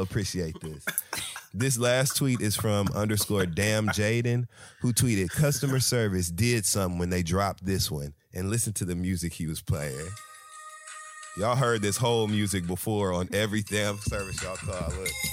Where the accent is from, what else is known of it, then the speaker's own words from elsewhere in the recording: Michigan, United States; now in New York, United States; I come from Mi-, Michigan, we drive really early